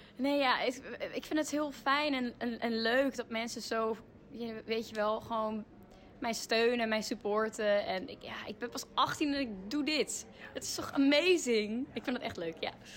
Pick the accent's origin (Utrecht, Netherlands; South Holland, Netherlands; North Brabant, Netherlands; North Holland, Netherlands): Utrecht, Netherlands; Ik kom uit Utrecht